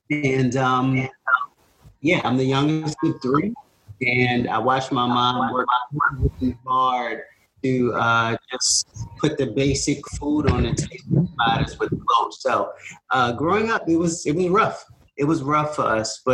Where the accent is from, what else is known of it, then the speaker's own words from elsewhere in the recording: Baltimore, Maryland, United States; I was born and raised in East Baltimore.